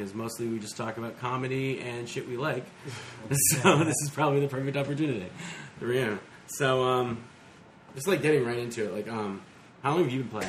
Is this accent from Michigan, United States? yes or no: no; Newport, Rhode Island, United States; born or raised there